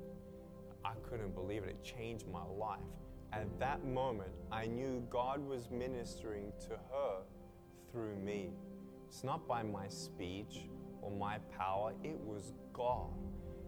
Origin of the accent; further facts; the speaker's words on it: Melbourne, Victoria, Australia; I was born in Melbourne, Australia, 1982